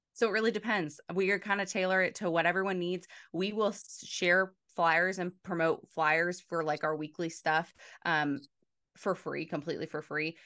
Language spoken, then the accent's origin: English; Front Royal, Virginia, United States; I grew up in a small town called Front Royal